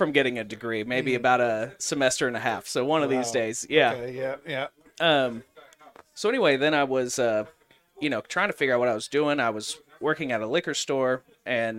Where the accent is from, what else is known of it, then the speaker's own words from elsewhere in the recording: Jenks, Oklahoma, United States; moved away; I grew up in Jinx, Oklahoma